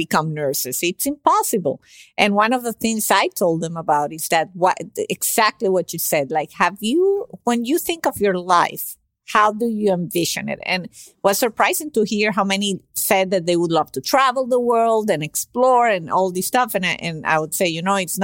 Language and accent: English; Venezuela; first language Spanish; English is a second language; now in United States; I'm from Venezuela originally, but I've been in the States for 25 years almost.